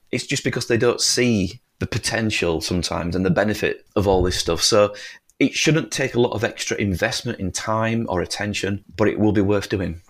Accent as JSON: {"language": "English", "region": "northern England", "country": "United Kingdom", "said": "we are so far away from London. We're so away, so far away from Buckingham Palace and the government and all these things"}